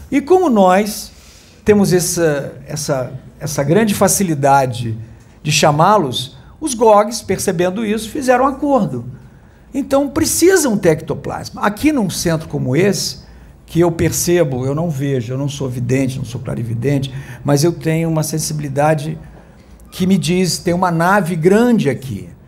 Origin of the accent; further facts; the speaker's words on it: Rio de Janeiro, Brazil; eu sou ex-jornalista atual músico. É de qual estado? Sou aqui do Rio de Janeiro, moro no bairro de Copacabana.